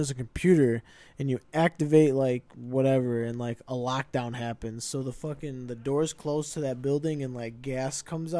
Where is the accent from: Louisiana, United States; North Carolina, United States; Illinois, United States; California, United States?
Illinois, United States; Aurora; I'm from Aurora.